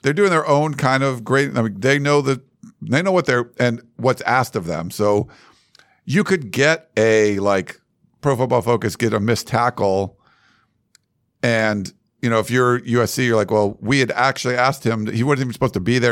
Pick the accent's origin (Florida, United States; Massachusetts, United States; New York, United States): Massachusetts, United States; moved away; we're both from Massachusetts